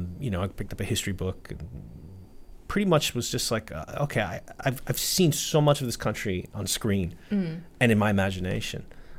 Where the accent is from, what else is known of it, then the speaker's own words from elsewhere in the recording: New York City, New York, United States; moved away as an adult; now in Japan; But I was born in Brooklyn, New York. Okay. My parents were not from the city, though. They came from different places. I grew up just a regular kid in New York City. But I was surrounded by a lot of different people.